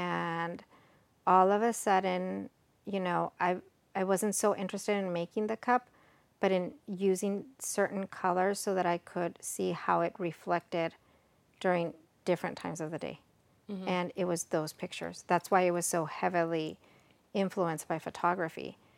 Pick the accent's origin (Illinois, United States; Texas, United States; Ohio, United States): Texas, United States; born there; also born or lived in Mexico; I'm Mexican American. I was born here in Texas, but I graduated college in Mexico